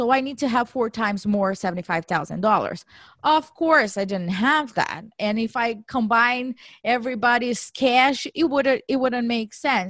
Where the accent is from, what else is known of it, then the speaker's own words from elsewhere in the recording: Brazil; moved away as an adult; now in United States; I was born and raised in Brazil. After I graduated, I did my MBA there. And in 2008, I decided to come to the U.S. for a one-year cultural exchange program